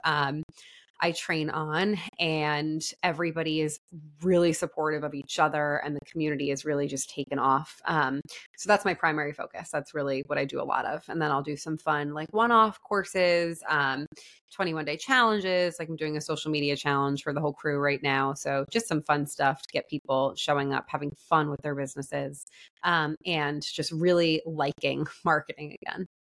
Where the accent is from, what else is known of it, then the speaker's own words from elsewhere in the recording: New York, United States; moved away as an adult; also born or lived in Florida; I'm from New York